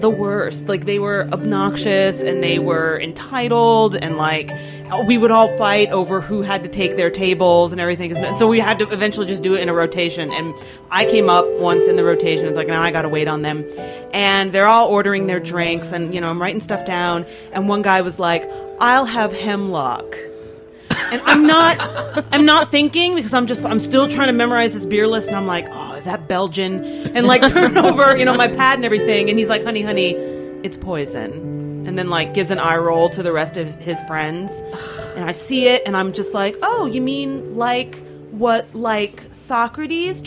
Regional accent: Nazareth, Pennsylvania, United States; I grew up in Nazareth, Pennsylvania, which is this small town

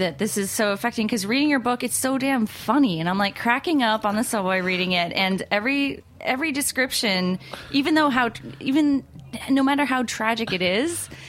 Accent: New Jersey, United States; Maybe because I'm also from Jersey.

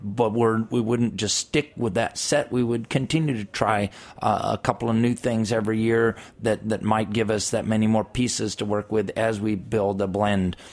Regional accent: California, United States; I'm from California

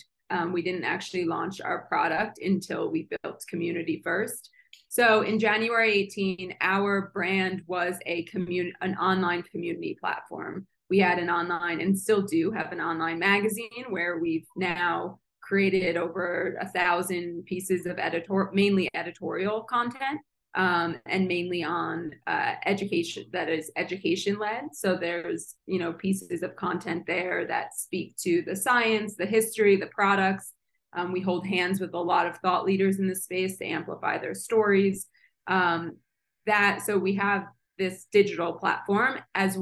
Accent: New Jersey, United States; moved away; it's my home state.

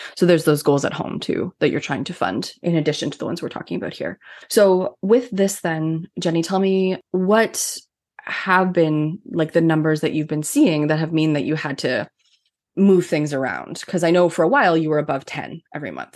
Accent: Canada; I'm Canadian

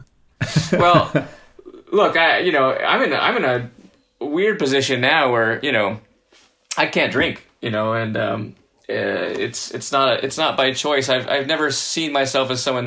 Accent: Southern California, United States; moved away as an adult; also born or lived in New Orleans / New York; now in San Diego, United States; I was from Southern California originally, and I've lived in San Diego before in my life, but having moved away to places like New Orleans and New York um, for you know a span of about fifteen years, uh, and coming back

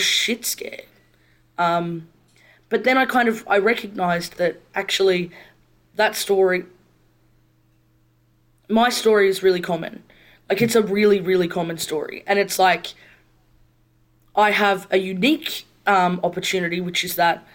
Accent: Brisbane, Queensland, Australia; I grew up in Brisbane.

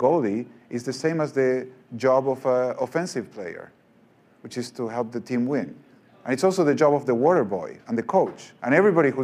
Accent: Argentina; moved away; I'm from Argentina

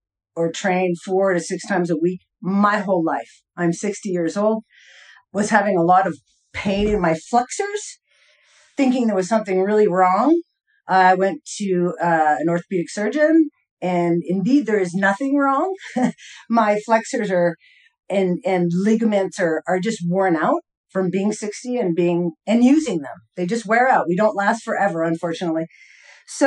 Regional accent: Boulder, Colorado, United States; from Boulder, Colorado.

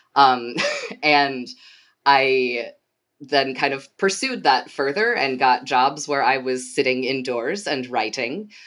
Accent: Portage, Michigan, United States; moved away as an adult; also born or lived in Kalamazoo, Michigan / Washington, D.C.; I grew up in Portage, which is the city right to the south of Kalamazoo

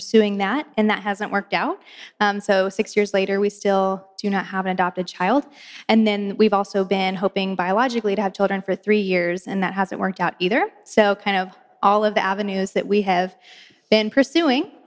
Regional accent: Oklahoma City, Oklahoma, United States; I am from Oklahoma City, and I work there

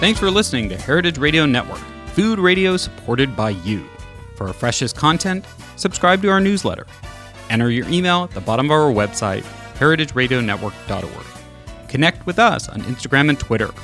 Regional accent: California, United States; I as a Californian natively

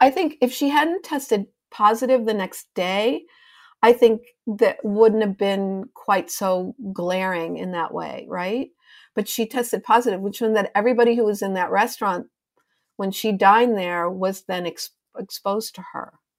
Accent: Chicago, Illinois, United States; also born or lived in Evanston, Illinois; now in New York City, United States; Chicago's my hometown

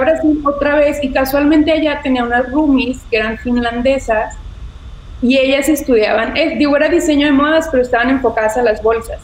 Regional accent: Ciudad Victoria, Tamaulipas, Mexico; soy de Ciudad Victoria, igual que tú. Este, allá nací, allá estudié

